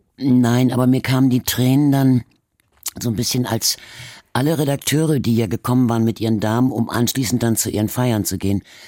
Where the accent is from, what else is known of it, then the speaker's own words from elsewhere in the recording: Hamburg, Germany; accent: Hamburger A; also born or lived in Berlin; weder Berlinerisch, in, wo ich geboren bin, noch Hamburgisch, als wir dann jetzt hier waren. Also in dem irgendwie mit Akzent gesprochen wurde, sondern es wurde immer Hochdeutsch geredet.